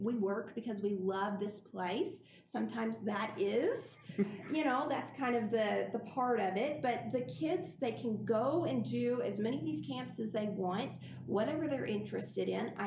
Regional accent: Montgomery, Alabama, United States; moved away as an adult; now in York, United States; I grew up in Montgomery

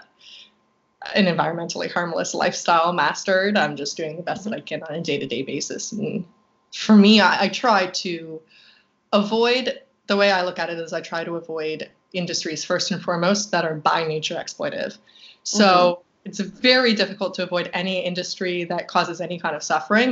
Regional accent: Halifax, Nova Scotia, Canada; now in Vancouver, Canada; I'm from the East Coast

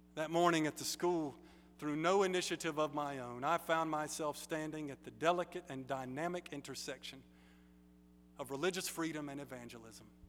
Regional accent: United States; I'm American, but especially because I'm Baptist

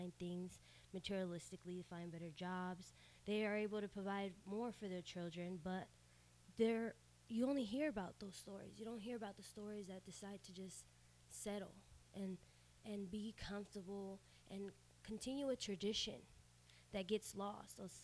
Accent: Sacramento, California, United States; first language Spanish; English is a second language; also born or lived in Mexico; I was born in Sacramento.

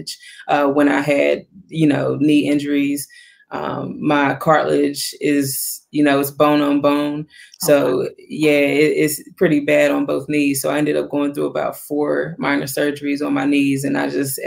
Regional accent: Wytheville, Virginia, United States; moved away as an adult; also born or lived in High Point, North Carolina; I'm actually from Virginia, a small town in Virginia, Wytheville, Virginia, actually.

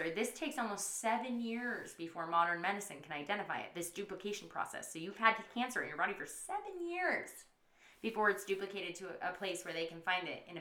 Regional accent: United States; accent: country; now in San Diego, United States

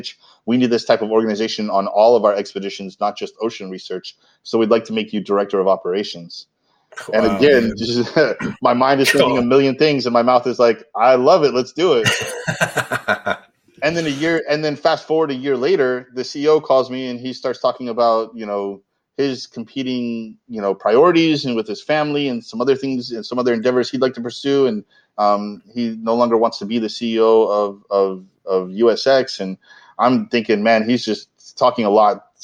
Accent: Florida, United States; also born or lived in California; I'm originally from Florida

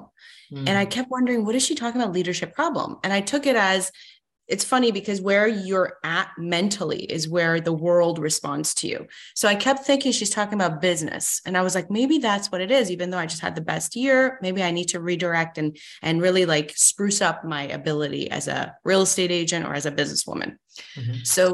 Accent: Canada; also born or lived in Iran; born and raised in Iran, Middle East, mm-hmm. moved to Canada when I was 7

